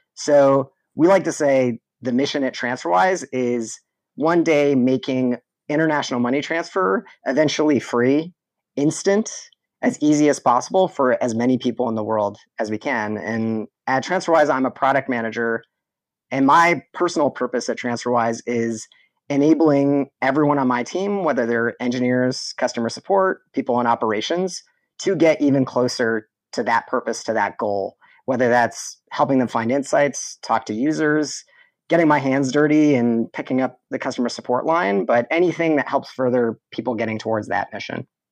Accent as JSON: {"language": "English", "region": "southwestern Ontario", "country": "Canada", "tie": "born or raised there", "said": "I was born in Canada, raised in southwestern Ontario, right near the border. of Detroit, Michigan."}